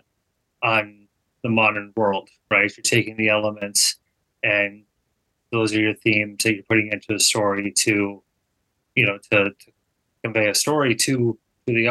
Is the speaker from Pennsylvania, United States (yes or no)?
no; Minnesota, United States; also born or lived in Illinois; I grew up in Minnesota.